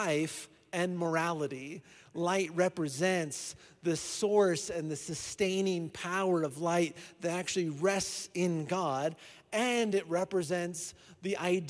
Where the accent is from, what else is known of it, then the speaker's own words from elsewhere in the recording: Iowa, United States; now in Colorado Springs, United States; I'm from Iowa